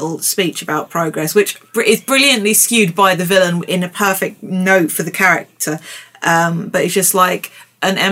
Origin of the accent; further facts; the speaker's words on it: United Kingdom; We are British and we are proud to be British